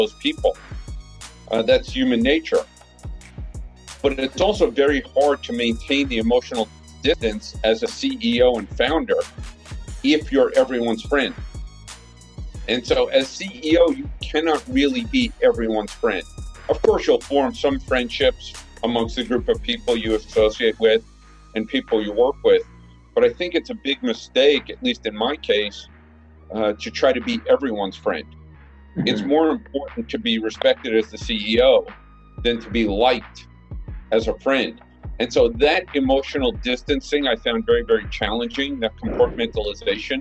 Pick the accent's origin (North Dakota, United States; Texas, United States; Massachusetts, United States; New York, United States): New York, United States; moved away as an adult; now in Japan; I grew up in Brooklyn